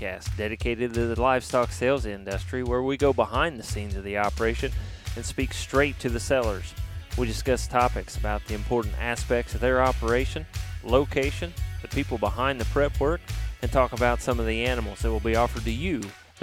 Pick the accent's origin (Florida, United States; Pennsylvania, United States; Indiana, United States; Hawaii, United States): Indiana, United States; my home state of Indiana